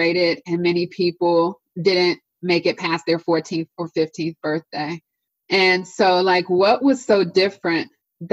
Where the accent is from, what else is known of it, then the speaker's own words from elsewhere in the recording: Washington, District of Columbia, United States; moved away as an adult; now in Northern Virginia, United States; the neighborhood that I grew up in Washington, D.C.